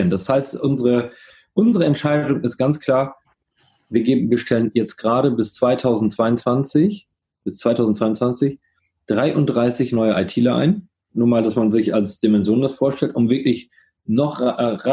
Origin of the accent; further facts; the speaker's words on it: Coesfeld, North Rhine-Westphalia, Germany; auch für kleine Städte wie, ich komme ja aus Coesfeld, wie Coesfeld, kannst du auch da wohnen bleiben